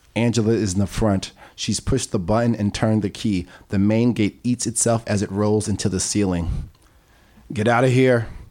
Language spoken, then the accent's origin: English; New York City, New York, United States; I was born in Corona